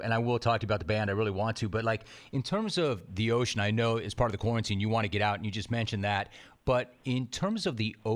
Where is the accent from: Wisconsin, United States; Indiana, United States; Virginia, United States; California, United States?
California, United States; Hidden Hills; also born or lived in West Side, Los Angeles; I grew up on the West Side, and was my parents moved out there, and we moved to Hidden Hills in 1976